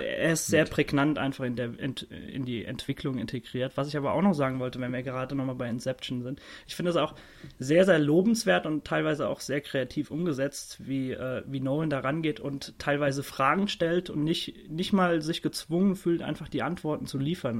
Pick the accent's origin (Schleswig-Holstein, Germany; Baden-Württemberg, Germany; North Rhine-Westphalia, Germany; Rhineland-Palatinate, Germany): Rhineland-Palatinate, Germany; Worms; in meiner Heimatstadt Worms